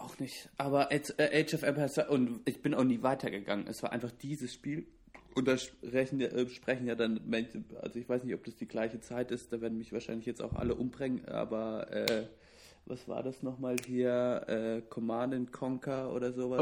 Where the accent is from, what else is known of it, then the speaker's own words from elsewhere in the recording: Southern Germany, Germany; Ich komme ich komme aus dem Süden der Republik